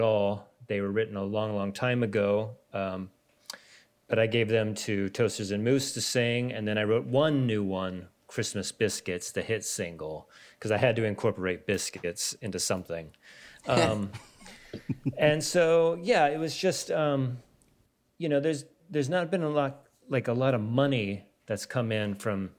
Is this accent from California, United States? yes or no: yes; Stockton, California, United States; moved away as an adult; also born or lived in San Francisco; my hometown of Stockton, California